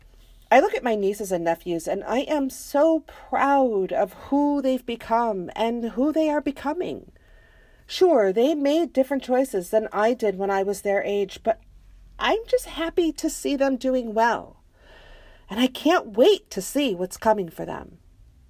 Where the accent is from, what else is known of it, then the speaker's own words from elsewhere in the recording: United States; I am American